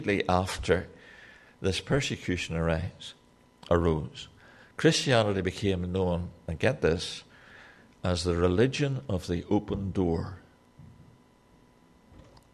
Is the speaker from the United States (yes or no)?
no; Newtownards, Northern Ireland, United Kingdom; I'm from Newtownards in Northern Ireland.